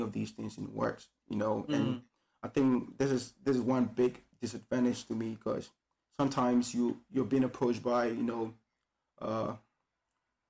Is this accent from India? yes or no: no; Ghana; now in Beijing, China; from Ghana, West Africa